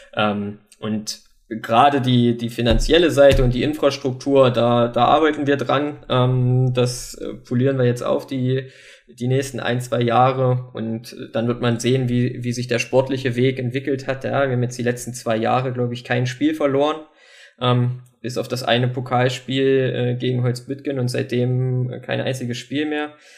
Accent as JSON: {"language": "German", "town": "Wernigerode", "region": "Saxony-Anhalt", "country": "Germany", "tie": "born or raised there", "said": "Wernigerode ist irgendwo meine Heimatstadt."}